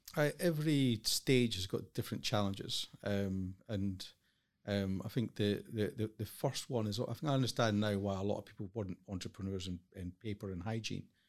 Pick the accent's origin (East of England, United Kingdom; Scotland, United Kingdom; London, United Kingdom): Scotland, United Kingdom; Highlands of; moved away as an adult; I grew up in the Highlands of Scotland